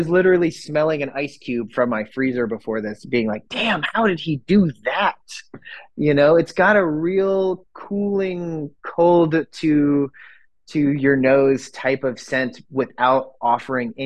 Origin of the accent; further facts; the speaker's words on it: Northern Michigan, United States; now in Oregon, United States; growing up in Northern Michigan, winter was like 4 months out of the year.